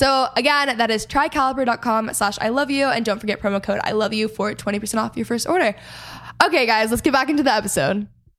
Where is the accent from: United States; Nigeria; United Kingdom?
United States; Texas; I'm also from Texas